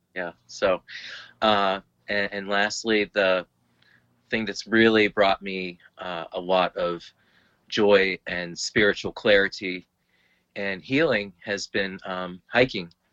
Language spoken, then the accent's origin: English; Lowell, Massachusetts, United States; moved away as an adult; now in Derry, United States; Lowell, Massachusetts, and uh, presently I live in uh, Derry, New Hampshire